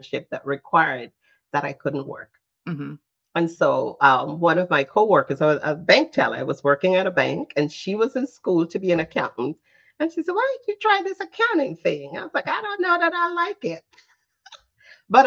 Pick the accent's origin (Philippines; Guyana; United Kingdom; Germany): Guyana; now in New Jersey, United States; I'm originally from Guyana